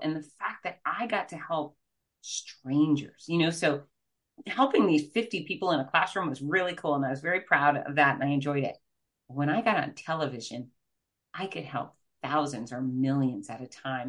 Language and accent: English; Fort Lauderdale, Florida, United States; I'm from Fort Lauderdale, Florida